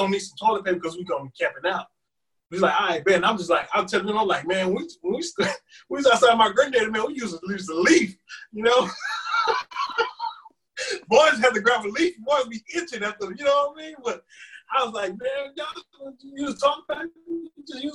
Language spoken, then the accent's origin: English; Huntsville, Texas, United States; I'm from Huntsville, Texas